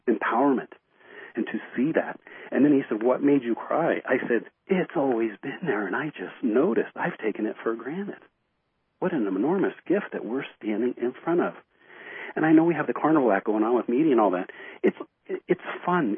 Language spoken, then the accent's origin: English; United States; here I'm an American.